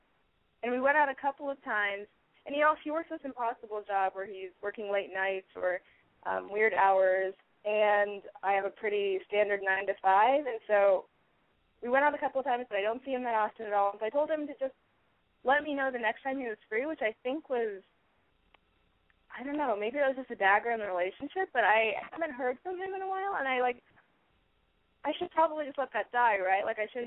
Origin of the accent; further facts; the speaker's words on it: Kansas, United States; now in Oakland, United States; I'm calling from Oakland, but I'm from Kansas.